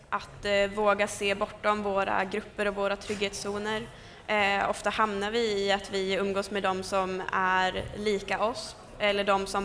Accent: Sweden; som att det är en självklarhet att jag är svensk och tillhör det landet för jag är född och uppvuxen här.

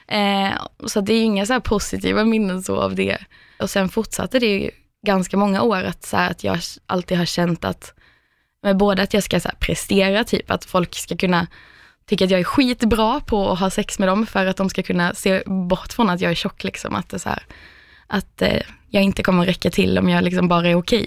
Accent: Skåne, Sweden; moved away as an adult; also born or lived in Stockholm; hade jag flyttat från liksom Skåne där jag kommer ifrån också, till Stockholm

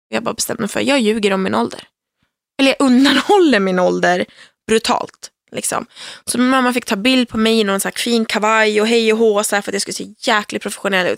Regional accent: Söderhamn, Gävleborg County, Sweden; moved away; Jag kommer från Söderhamn som är en liten stad i södra Norrland

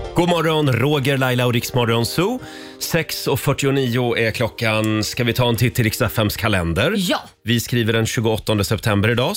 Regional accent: Sweden; vi är ju svenskar

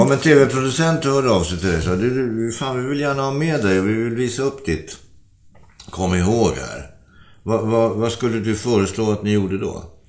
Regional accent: Sweden; Vi som svenskar

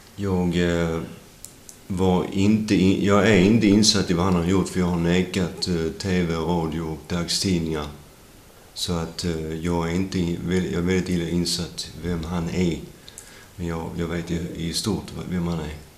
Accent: Sweden; also born or lived in United States; jag föddes svensk

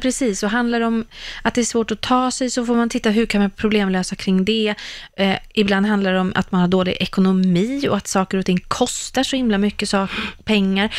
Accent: Sweden; vi svenskar

